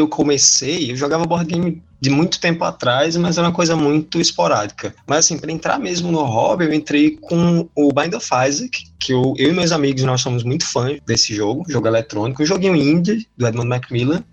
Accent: João Pessoa, Paraíba, Brazil; sou daqui de João Pessoa, Paraíba

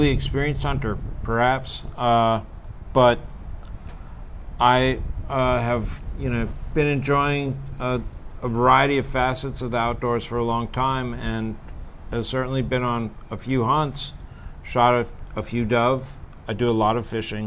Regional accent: East Coast, United States; now in Texas, United States; I grew up on the East Coast

